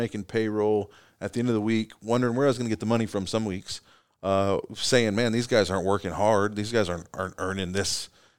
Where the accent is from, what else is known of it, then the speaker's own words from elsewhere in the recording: Kentucky, United States; I'm from East Kentucky originally.